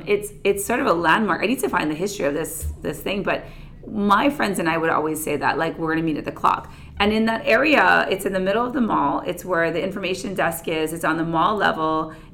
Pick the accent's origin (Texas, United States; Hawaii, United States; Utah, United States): Hawaii, United States; Oahu; I grew up on Oahu.